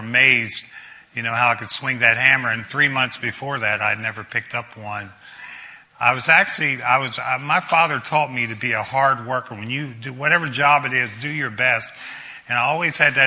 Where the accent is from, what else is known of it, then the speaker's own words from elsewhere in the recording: Brunswick, United States; I grew up in Brunswick, played high school football